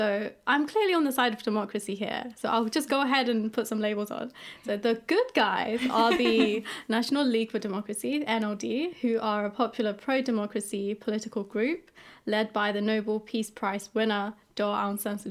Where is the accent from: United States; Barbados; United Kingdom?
United Kingdom; London; also born or lived in Yangon, Myanmar; My family and I came to the UK when I was around 6 years old. And even though I pretty much grew up in London